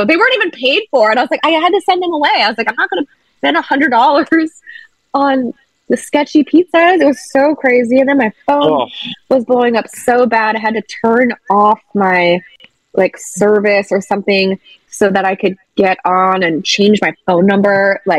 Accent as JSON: {"language": "English", "town": "Chicago", "region": "Illinois", "country": "United States", "tie": "born or raised there", "also_born_or_lived": "Virginia / Seattle", "lives_now": "Los Angeles, United States", "said": "I've lived in LA since 2009, and I moved here from Seattle, Washington. But I grew up in Chicago and Virginia, and I've always wanted to get into entertainment."}